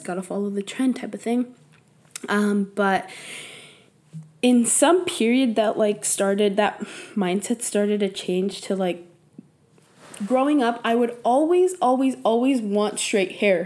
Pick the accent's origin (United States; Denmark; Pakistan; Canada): United States; San Jose, California; first language Spanish; English is a second language; I grew up in East Side San Jose, which is predominantly Latinos